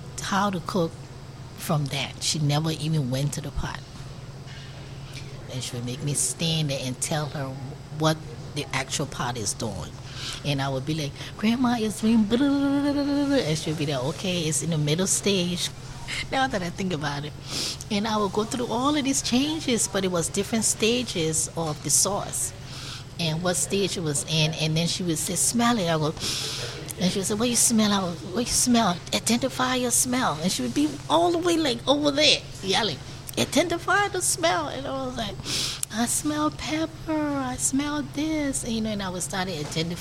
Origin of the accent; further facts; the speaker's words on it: Monrovia, Montserrado, Liberia; moved away as an adult; now in Richmond, United States; I grew up in Monrovia, Liberia, West Africa